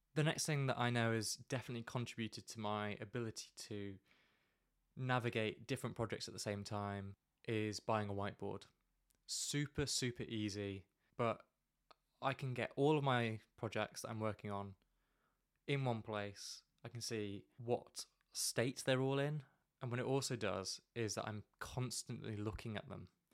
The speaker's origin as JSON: {"language": "English", "country": "United Kingdom", "said": "we're very British"}